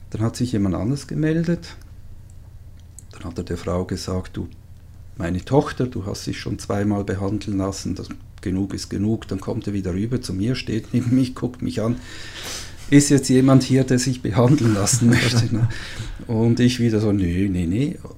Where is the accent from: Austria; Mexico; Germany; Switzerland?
Switzerland; äh, ich bin Schweizer.